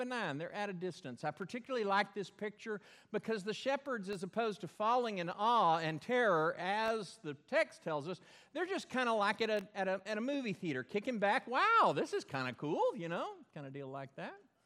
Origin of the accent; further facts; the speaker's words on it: Belton, Texas, United States; Where I grew up in Belton, there was a dam, Belton Dam, built way up high